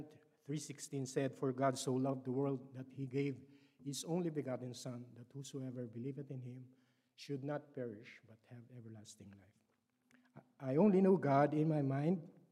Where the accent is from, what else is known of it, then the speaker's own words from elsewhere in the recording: Philippines; English is a second language; moved away; I was born in the Philippines and raised as a Roman Catholic